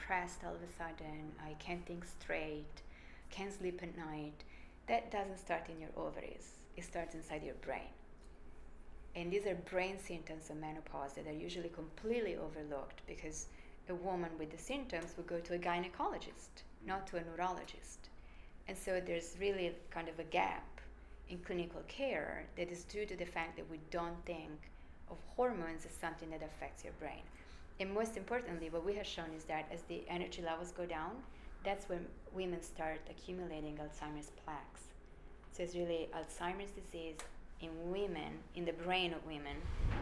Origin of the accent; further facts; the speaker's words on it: Florence, Tuscany, Italy; accent: Italian; English is a second language; moved away; I am obviously Italian, as I'm sure transpires from my accent. I was born and raised in Florence, in Italy